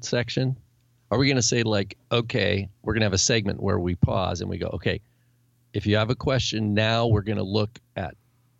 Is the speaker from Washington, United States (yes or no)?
yes; Washington, United States; also born or lived in Spokane; Caleb and I are Washingtonians.